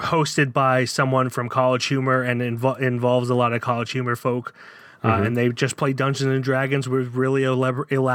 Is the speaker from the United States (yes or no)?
yes; Downingtown, Pennsylvania, United States; moved away as an adult; also born or lived in Florida; Downingtown, which is my hometown. I was raised there, lived there from when I was 3 until I was 27